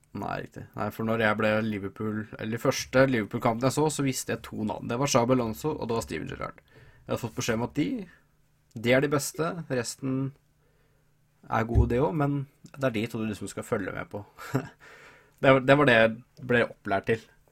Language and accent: Norwegian; Hamar, Innlandet, Norway; Jeg er jo fra Hamar